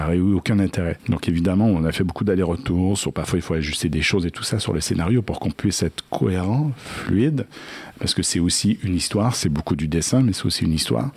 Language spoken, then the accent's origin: French; Quebec, Canada; accent: Québécois; je suis, je suis québécois